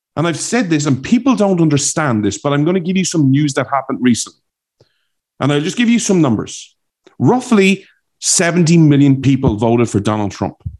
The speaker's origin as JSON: {"language": "English", "country": "Ireland", "accent": "Irish", "moved": "yes", "lives_now": "United States", "said": "my Irish accent"}